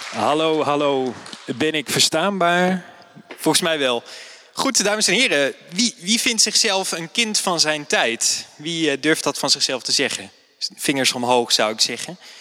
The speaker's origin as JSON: {"language": "Dutch", "town": "Nijmegen", "region": "Gelderland", "country": "Netherlands", "said": "ik ben historicus uit Nijmegen"}